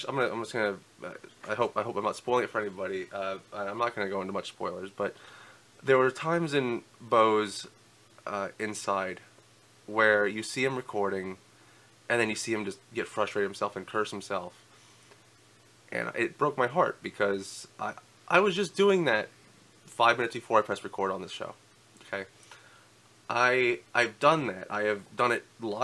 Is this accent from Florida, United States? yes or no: yes; Florida, United States; I grew up in Florida